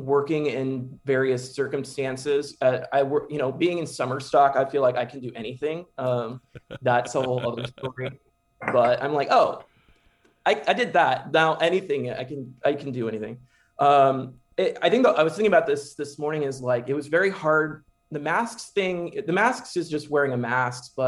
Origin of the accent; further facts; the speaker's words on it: Keller, Texas, United States; to be in here in Keller ISD. To give back to my hometown